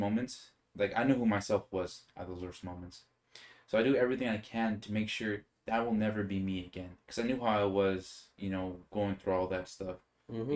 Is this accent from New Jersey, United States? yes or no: no; Bakersfield, California, United States; I'm from Bakersfield, California